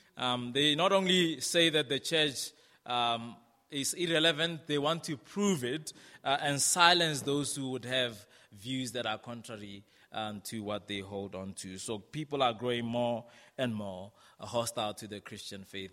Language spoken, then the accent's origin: English; South Africa; moved away; also born or lived in Brixton, London; as a South African, um, I would go into the English speaking world